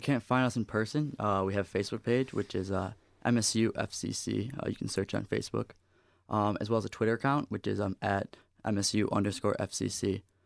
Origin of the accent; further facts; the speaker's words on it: New York, United States; moved away as an adult; now in East Lansing, United States; I come from out of state. I come from New York, and coming to school here, I knew absolutely nobody